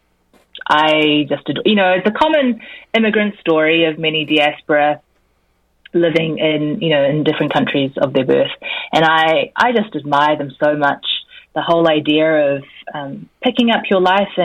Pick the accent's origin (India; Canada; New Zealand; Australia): New Zealand; accent: Kiwi; also born or lived in Korea; So I was born in Korea and raised in New Zealand